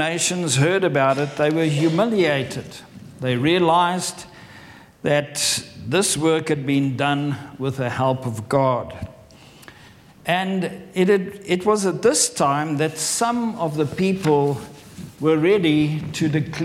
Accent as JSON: {"language": "English", "country": "South Africa", "also_born_or_lived": "Farnham, England", "moved": "as an adult", "lives_now": "England", "said": "I'm from South Africa, but I've lived in England for over 23 years"}